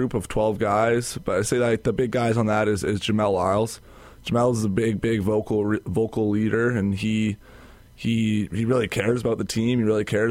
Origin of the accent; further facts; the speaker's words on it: Calgary, Alberta, Canada; moved away as an adult; now in Winnipeg, Canada; I'm from Calgary